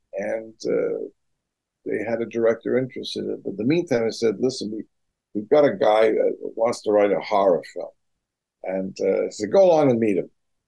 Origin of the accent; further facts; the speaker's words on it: England, United Kingdom; moved away as an adult; now in United States; I came from England here